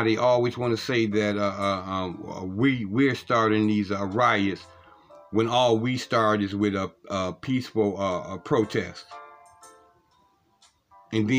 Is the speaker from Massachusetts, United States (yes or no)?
no; Cleveland, Ohio, United States; one of the streets that I grew up in Cleveland, Ohio